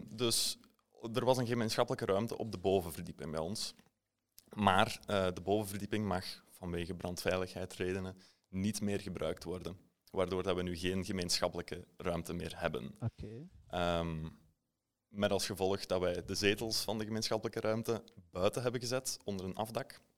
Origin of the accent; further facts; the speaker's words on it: Diest, Flanders, Belgium; also born or lived in Hasselt; Ik kom van Diest, wat ongeveer een half uurtje met auto's eh, van Hasselt